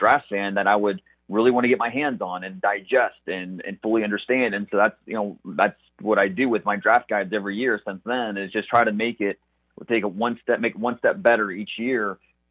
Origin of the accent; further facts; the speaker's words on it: Northeast Ohio, United States; Growing up in Northeast Ohio